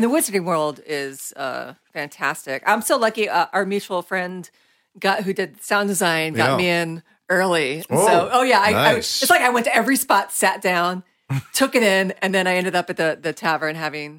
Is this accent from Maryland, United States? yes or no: no; Florida, United States; moved away; I'm from Florida